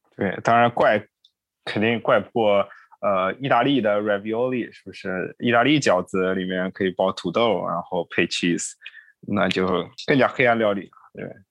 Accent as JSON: {"language": "Chinese", "town": "Huzhou", "region": "Zhejiang", "country": "China", "tie": "born or raised there", "moved": "yes", "lives_now": "Los Angeles, United States", "said": "我是一个在，Base 在洛杉矶工作的动画前期故事版艺术家，我是浙江省湖州市出生的"}